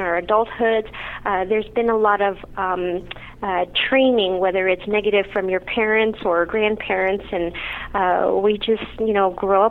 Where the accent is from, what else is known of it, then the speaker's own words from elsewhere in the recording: Kansas, United States; moved away as an adult; now in Denver, United States; I'm actually originally from Kansas, but I did my residency training in Denver